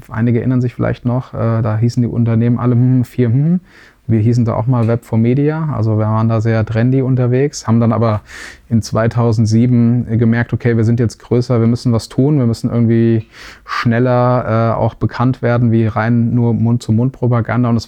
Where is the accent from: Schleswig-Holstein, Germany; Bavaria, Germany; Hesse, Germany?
Hesse, Germany; Wetzlar; also born or lived in Darmstadt; Ich bin Mittelhesse, ich bin in, äh, in Wetzlar geboren äh, und ähm, habe aber dann in Darmstadt studiert, ähm, auch Hessen